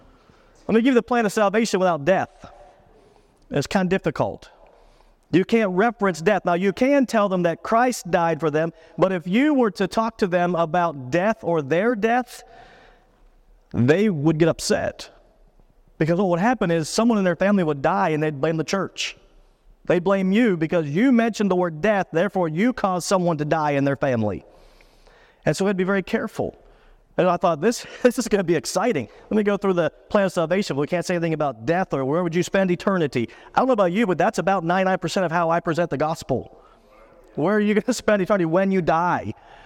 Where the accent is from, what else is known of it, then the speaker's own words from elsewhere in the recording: Pennsylvania, United States; I grew up in South Central Pennsylvania, about an hour from Pittsburgh, and so I'm a hardcore Steeler fan.